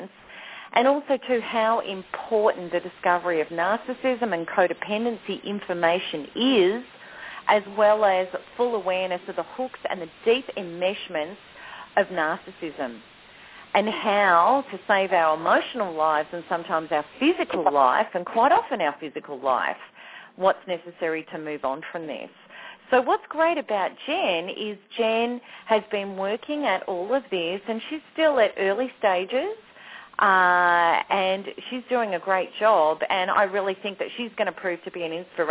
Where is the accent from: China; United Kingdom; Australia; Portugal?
Australia; Australia, of course, my home country